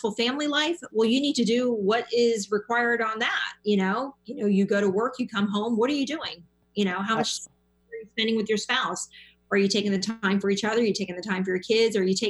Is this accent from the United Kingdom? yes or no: no; Miami, Florida, United States; I'm from Miami.